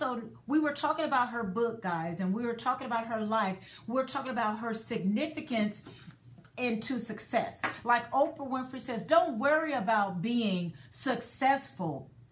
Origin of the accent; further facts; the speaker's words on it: Dallas, Texas, United States; I'm from Dallas, and her resale shop was in Dallas